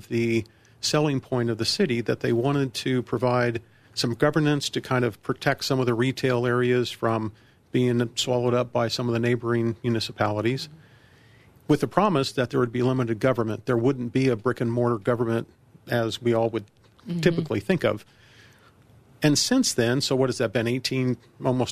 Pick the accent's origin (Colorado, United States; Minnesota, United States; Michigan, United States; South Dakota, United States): Colorado, United States; Colorado Springs; moved away as an adult; also born or lived in Virginia; now in Centennial, United States; lived for a time in Colorado Springs, my hometown. I was born and raised there